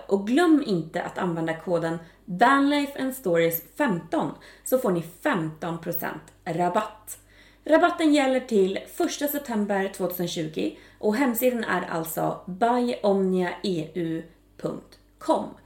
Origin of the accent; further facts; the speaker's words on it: Västerås, Västmanland, Sweden; moved away as an adult; Jag kommer ju faktiskt från Västerås ursprungligen.